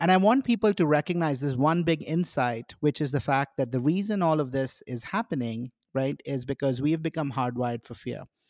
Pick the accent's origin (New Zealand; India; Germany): India; now in United States; I grew up in India